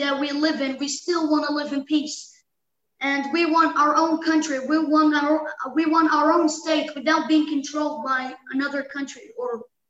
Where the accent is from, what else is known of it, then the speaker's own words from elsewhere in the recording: Gaza, Gaza Strip, Palestine; It could be about growing up in Gaza.